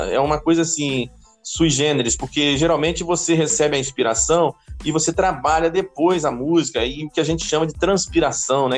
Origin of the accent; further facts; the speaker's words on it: Campos dos Goytacazes, Rio de Janeiro, Brazil; eu era membro da segunda igreja batista de Campos, dos Goitacazes, minha terra